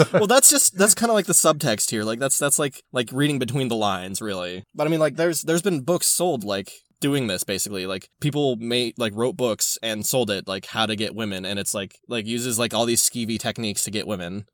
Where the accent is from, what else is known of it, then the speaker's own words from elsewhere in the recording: California, United States; I'm from California